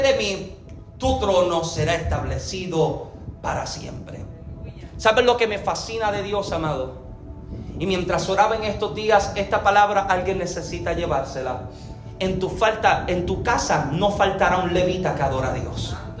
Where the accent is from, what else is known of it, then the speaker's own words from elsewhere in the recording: Puerto Rico; yo, soy boricua